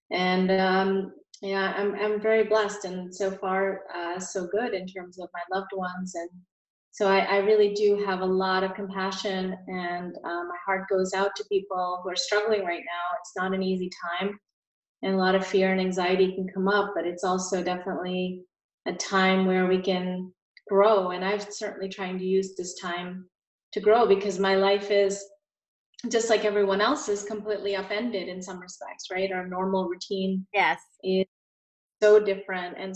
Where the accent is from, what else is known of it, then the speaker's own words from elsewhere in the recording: Connecticut, United States; also born or lived in India; India and my family moved to Connecticut when I was a little girl. So that's sort of where my story started in the US.